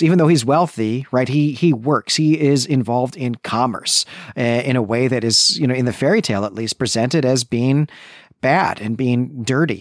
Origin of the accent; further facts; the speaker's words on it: Midwest, United States; I'm a Midwesterner